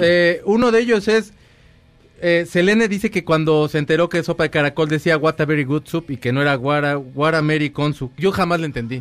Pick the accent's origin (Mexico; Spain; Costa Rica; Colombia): Mexico; así somos los mexicanos